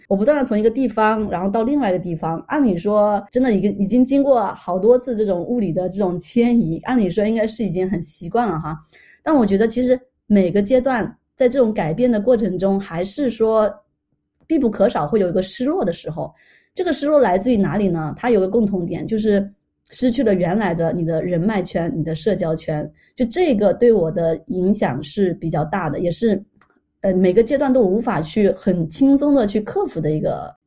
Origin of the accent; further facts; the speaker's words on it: China; also born or lived in Montreal, Canada; now in Toronto, Canada; 我作为一个中国人